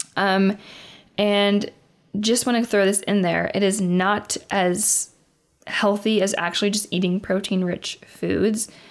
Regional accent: Indiana, United States; I am from Indiana

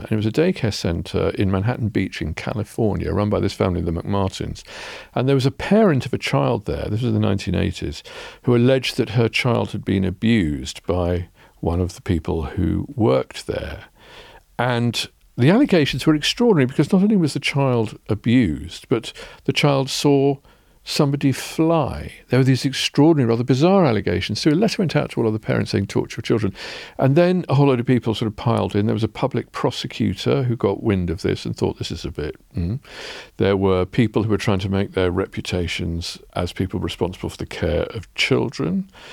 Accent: England, United Kingdom; as English people

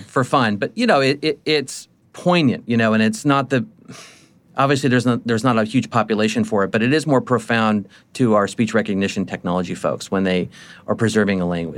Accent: United States; me being an American.

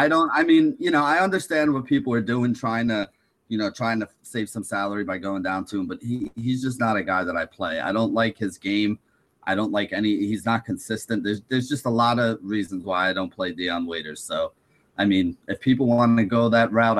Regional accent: Weehawken, New Jersey, United States; I do come from Weehawken

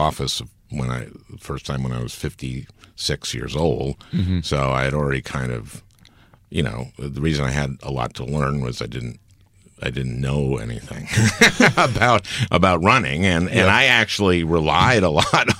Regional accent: St. Louis Park, Minnesota, United States; I'm a Democrat is that I grew up in St. Louis Park, Minnesota

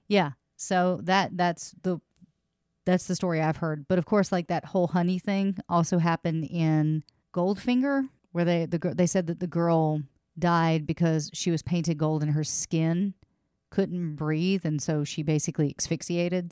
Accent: Louisiana, United States; I was born in Louisiana.

